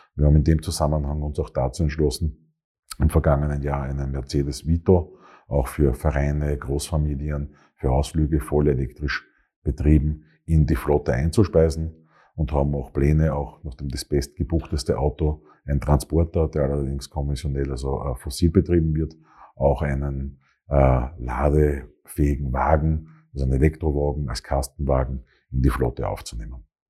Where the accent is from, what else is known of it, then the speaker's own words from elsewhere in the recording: Graz, Styria, Austria; moved away as an adult; also born or lived in Vienna; Bin gebürtiger Grazer, bin hier aufgewachsen